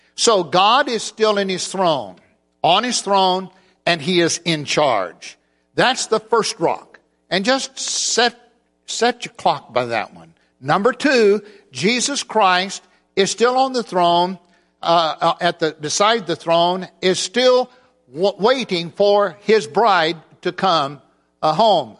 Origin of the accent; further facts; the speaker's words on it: Oklahoma City, Oklahoma, United States; I'm from Oklahoma City. We have in the congregation where I worship there